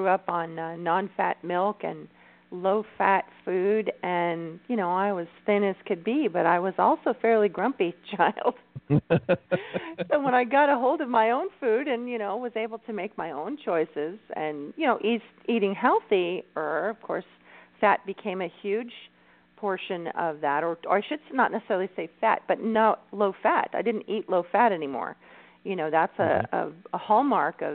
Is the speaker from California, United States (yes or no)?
yes; California, United States; I'm Californian